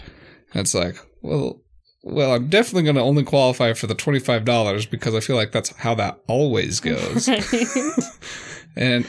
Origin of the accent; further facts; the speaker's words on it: East Coast, United States; accent: East Coast; I know, but I'm like, that's my East Coast accent.